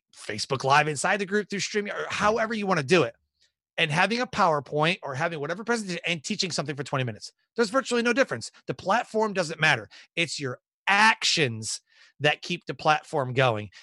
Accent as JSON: {"language": "English", "town": "Detroit", "region": "Michigan", "country": "United States", "tie": "born or raised there", "moved": "as an adult", "said": "born and raised in Detroit, Michigan and joined the Air Force when I was 18"}